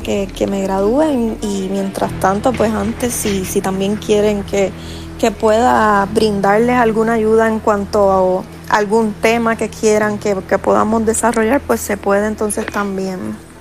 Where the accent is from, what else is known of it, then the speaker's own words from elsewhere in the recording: Puerto Rico; soy puertorriqueña